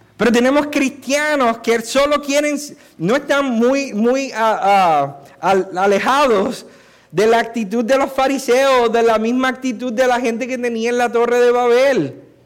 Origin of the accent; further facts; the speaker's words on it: Puerto Rico; Si soy culpable de algo es de haber nacido y haber sido nacido y criado aquí